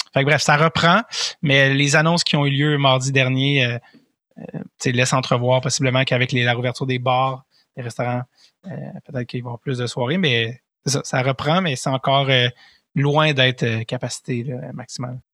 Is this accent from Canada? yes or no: yes; Montreal, Quebec, Canada; je viens de Montréal